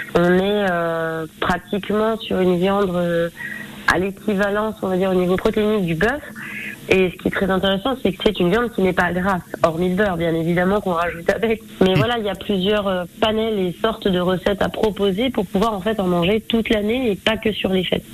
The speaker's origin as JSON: {"language": "French", "area": "Côte-d'Or, Burgundy", "region": "Bourgogne-Franche-Comté", "country": "France", "tie": "born or raised there", "said": "je suis née en Bourgogne, en Côte d'Or"}